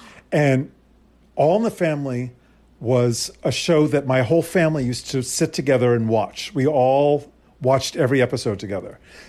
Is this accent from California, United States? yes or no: no; Arlington, Virginia, United States; born there; also born or lived in Princeton, United States / South Africa; Okay, so I was born in Arlington outside of D.C. We then moved to Princeton, where my sister was born, in New Jersey. And from Princeton, we moved to South Africa.